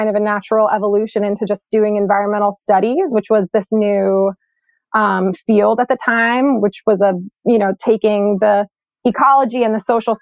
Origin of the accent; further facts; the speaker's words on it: Nyack, New York, United States; moved away as an adult; also born or lived in Stockholm, Sweden; now in Mid-Hudson Valley, United States; I grew up in Nyack